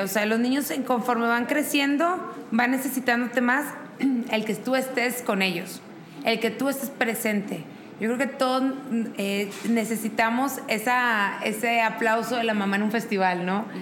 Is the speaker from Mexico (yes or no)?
yes; Monterrey, Nuevo León, Mexico; now in Querétaro, Mexico; soy de Monterrey, vivo en Querétaro